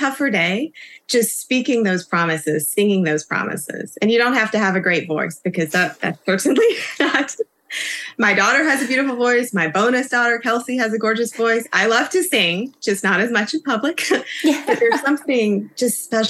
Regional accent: South Carolina, United States; I grew up in South Carolina

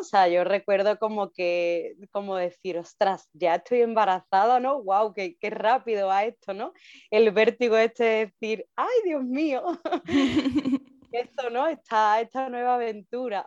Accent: Seville, Andalusia, Spain; yo soy de Sevilla y vivimos aquí en Sevilla

